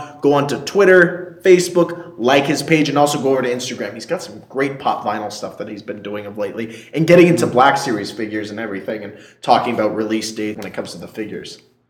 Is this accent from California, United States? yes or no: no; Connecticut, United States; moved away; Connecticut, my home state.